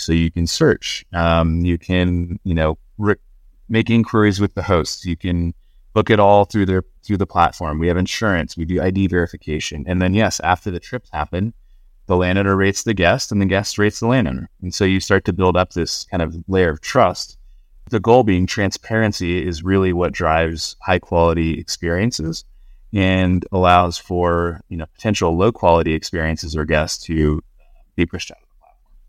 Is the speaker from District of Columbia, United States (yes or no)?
no; Southern California, United States; moved away as an adult; also born or lived in Laguna Beach, California / Boston; I grew up in Southern California, uh, surfing, fishing, spear fishing, hunting.